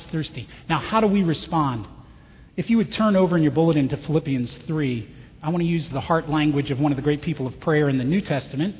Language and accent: English; Chicago, Illinois, United States; where are you from? Chicago